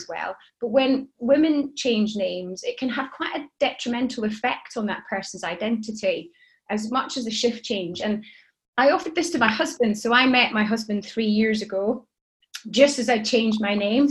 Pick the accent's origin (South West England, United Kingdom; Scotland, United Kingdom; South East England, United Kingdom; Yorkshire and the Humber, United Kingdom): Scotland, United Kingdom; Shetland Isles; I grew up in Shetland, in the Shetland Isles, with 30,000 white people and me